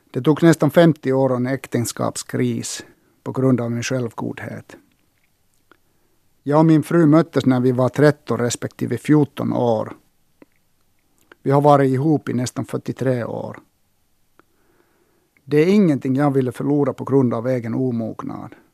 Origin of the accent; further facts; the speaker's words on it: Sotkamo, Kainuu, Finland; born there; Jag föddes 1960 i Sotkamo. Farfar hade enda mataffären i byn en gång i tiden.